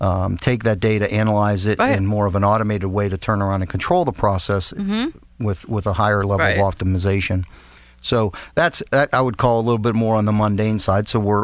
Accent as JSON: {"language": "English", "town": "Pittsburgh", "region": "Pennsylvania", "country": "United States", "tie": "born or raised there", "said": "Well, I was born in Pittsburgh."}